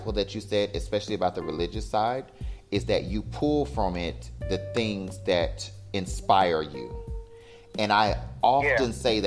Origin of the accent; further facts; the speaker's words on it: United States; moved away as an adult; now in Cancun, Mexico; I'm an American.